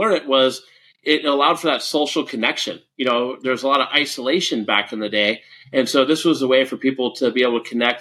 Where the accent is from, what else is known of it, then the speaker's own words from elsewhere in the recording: San Francisco Bay Area, California, United States; I grew up in the San Francisco Bay Area.